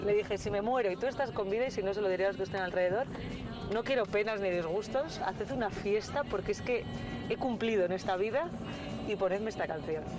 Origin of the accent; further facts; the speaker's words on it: Torquemada, Castile and León, Spain; Soy autónoma de Torquemada